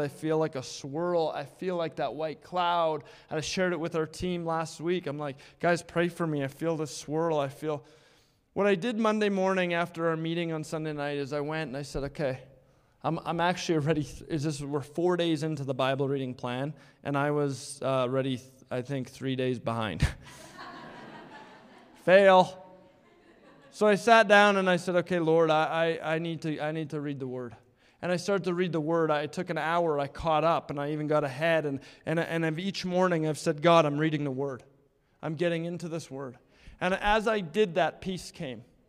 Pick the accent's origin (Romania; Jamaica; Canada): Canada; Edmonton, Alberta; the house that we lived in growing up in Blue Quill